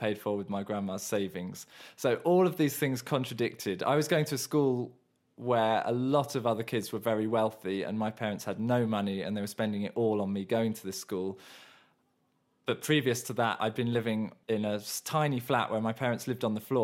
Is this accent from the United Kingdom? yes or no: yes; Surrey, South East England, United Kingdom; moved away; also born or lived in Mauritius; I come from originally the archetypal Southern England middle-class background in that I was born in Surrey, the epicentre of the middle class in the south of England, and my dad was an architect and I lived in suburbia